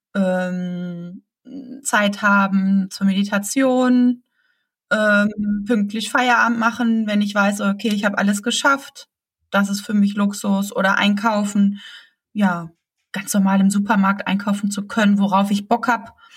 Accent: Germany; bei uns in Deutschland

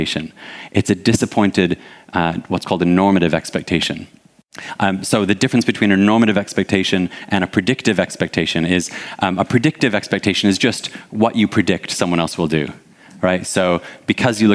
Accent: Detroit, Michigan, United States; now in United Kingdom; I'm originally from Detroit.

